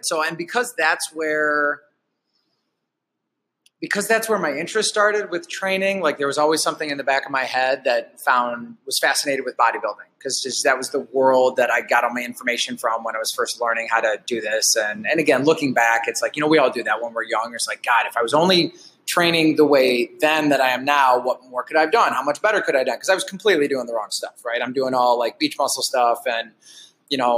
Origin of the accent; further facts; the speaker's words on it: Detroit, Michigan, United States; moved away as an adult; now in Alpena, United States; I grew up in the Metro Detroit area.